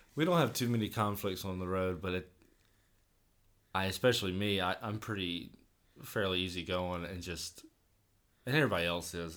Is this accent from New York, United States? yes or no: no; Vidalia, Georgia, United States; growing up in Vidalia